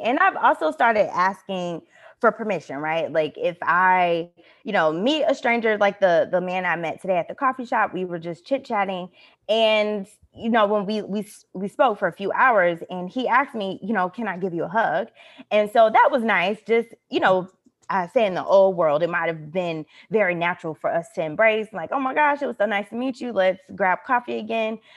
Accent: United States; moved away; I'm speaking as an American citizen with American passport

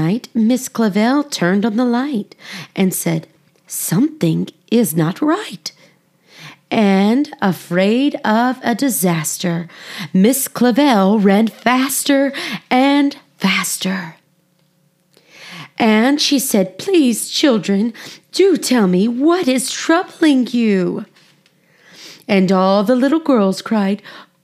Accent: United States; I'm American, and we struggle with saying foreign things sometimes.

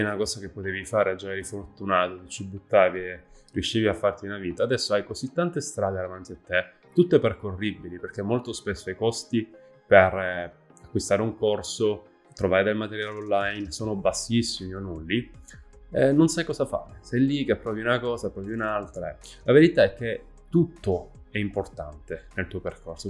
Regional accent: province of Trapani, Sicily, Italy; Sono nato in provincia di Trapani, in questo piccolo paesino

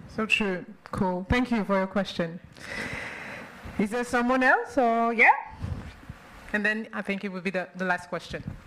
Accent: New Zealand; I come all the way from New Zealand

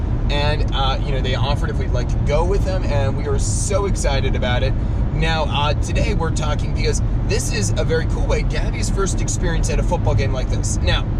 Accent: Northeast Pennsylvania, United States; growing up in Northeast Pennsylvania

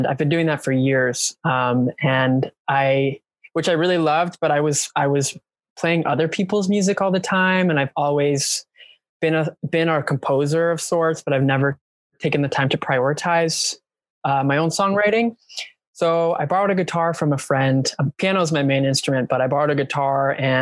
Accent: Canada; I'm Canadian

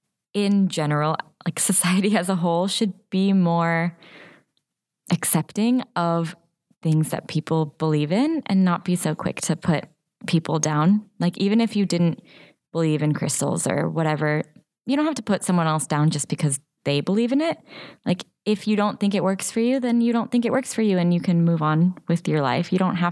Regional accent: Finland; born there; And I looked it up. And as I said, I was born in Finland.

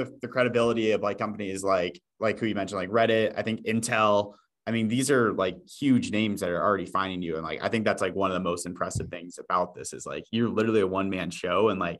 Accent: Iowa, United States; now in Boston, United States; but I'm from Iowa, which is right next to North Dakota. So like we're kind of in that same region.

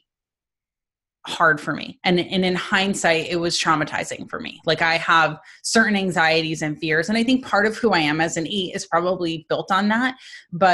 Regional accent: East Coast, United States; moved away; also born or lived in New Jersey; We're from the East Coast

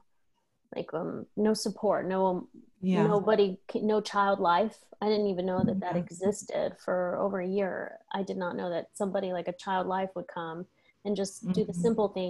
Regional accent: United States; now in Spain; we're American citizens

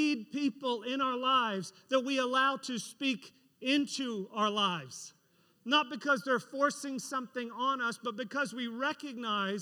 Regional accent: Florida, United States; we're from Florida

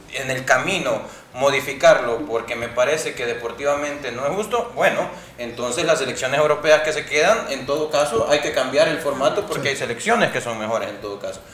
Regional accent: El Salvador; nosotros obviamente como salvadoreños

